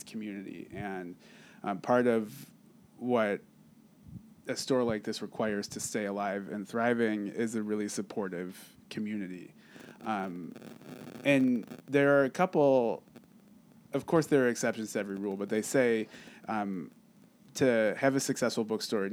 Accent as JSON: {"language": "English", "town": "Cleveland", "region": "Ohio", "country": "United States", "moved": "yes", "lives_now": "Lawrence, United States", "said": "I have always lived in the Midwest. I'm originally from Cleveland, Ohio"}